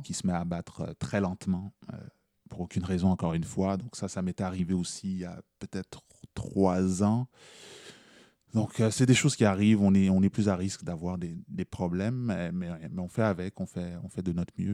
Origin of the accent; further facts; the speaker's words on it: Quebec, Canada; je suis québécois, moi aussi